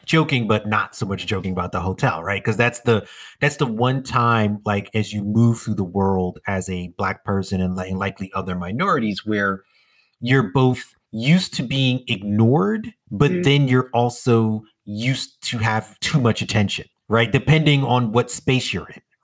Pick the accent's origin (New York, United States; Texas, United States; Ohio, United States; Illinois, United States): New York, United States; New York City; I'm a native New Yorker.